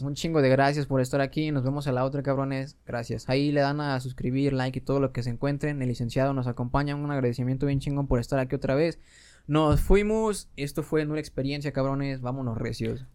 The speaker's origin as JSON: {"language": "Spanish", "country": "Mexico", "said": "como pinches mexicanos"}